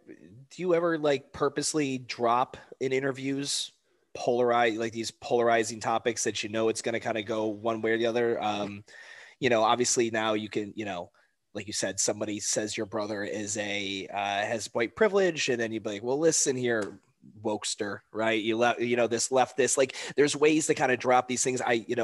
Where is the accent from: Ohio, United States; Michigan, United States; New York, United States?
Ohio, United States; Cleveland; Like, I'm from Cleveland, Ohio. I've got friends that are Pittsburgh Steelers fans.